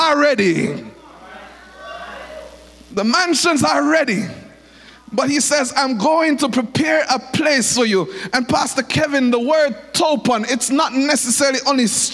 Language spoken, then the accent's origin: English; Jamaica; When I went into England as a Jamaican